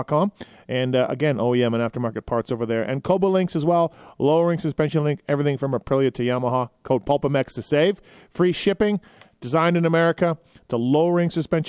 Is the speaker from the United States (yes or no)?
no; Canada; me being Canadian